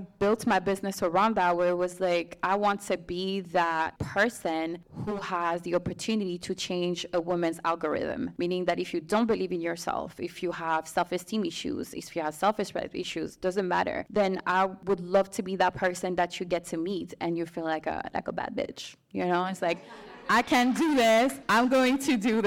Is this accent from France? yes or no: yes; Strasbourg, Grand Est, France; moved away as an adult; now in United States; I'm from Strasbourg, which is like a small city in France.